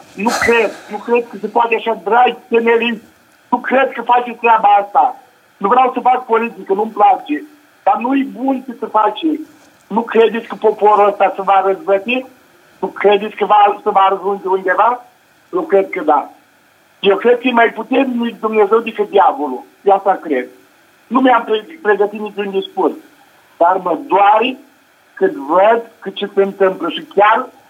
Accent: Romania; now in Madrid, Spain; mă trag din loc din comuna Codnaj

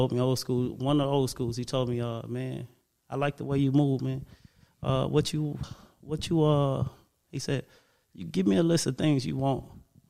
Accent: Gary, Indiana, United States; I come from Gary, Indiana

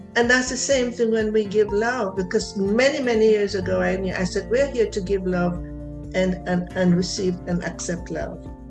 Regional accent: Jamaica; I'm from Jamaica

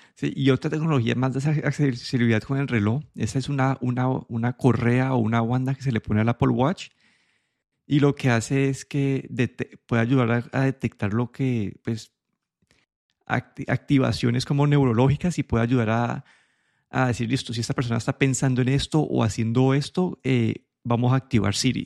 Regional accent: Colombia; moved away; yo cuando creciendo en Colombia

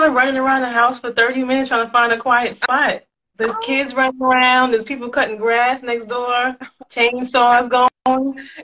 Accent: New York, United States; moved away as an adult; now in Atlanta, United States; I'm from New York

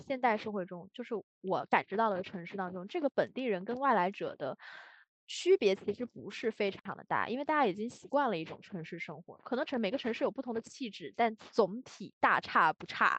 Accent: China; 我的家乡它这种性特质会更加明确

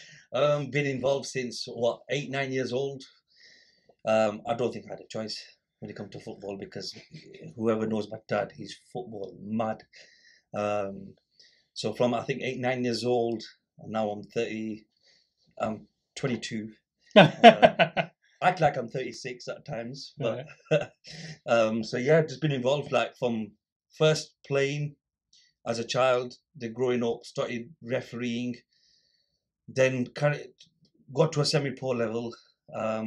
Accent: Blackburn, North West England, United Kingdom; I grew up in Little Harwood, so Benson Street Corner Shop was ours

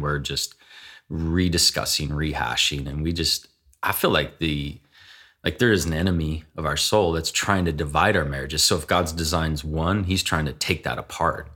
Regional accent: Seattle, Washington, United States; now in Spokane, United States; growing up in Seattle

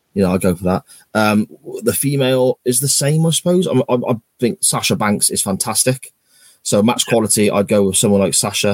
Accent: England, United Kingdom; an English football fan

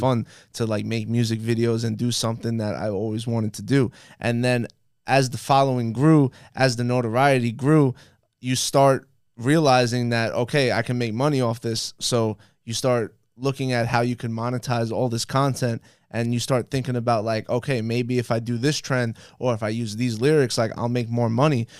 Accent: New York City, New York, United States; moved away as an adult; now in Miami, United States; growing up in Brooklyn, just being surrounded by people that, like, were a part of the culture

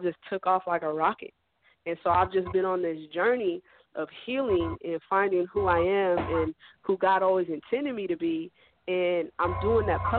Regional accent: Seattle, Washington, United States; I was growing up here in Seattle

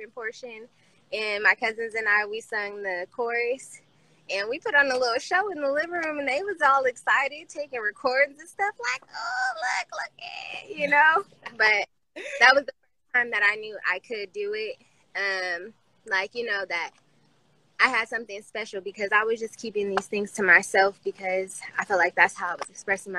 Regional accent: Vallejo, California, United States; also born or lived in Oakland / Sacramento; I'm from Vallejo.

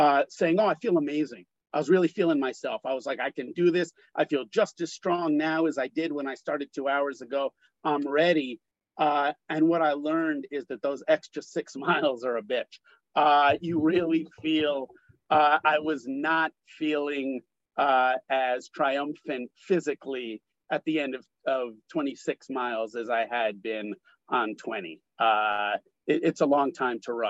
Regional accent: New York City, New York, United States; being a New Yorker, as you are, my whole life

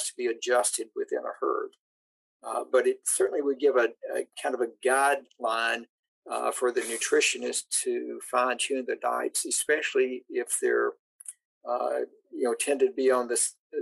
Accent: Tennessee, United States; I grew up in Tennessee

